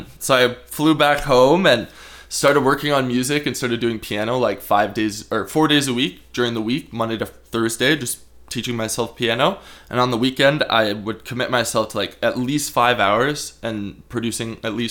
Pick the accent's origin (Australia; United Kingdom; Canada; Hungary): Canada; Guelph, Ontario; now in Nelson, Canada; I grew up in Guelph, Ontario